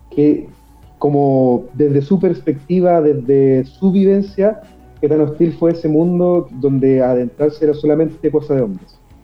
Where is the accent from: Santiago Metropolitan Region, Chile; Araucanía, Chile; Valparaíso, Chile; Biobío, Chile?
Biobío, Chile; Concepción; En Concepción, 100% penquista, toda la vida acá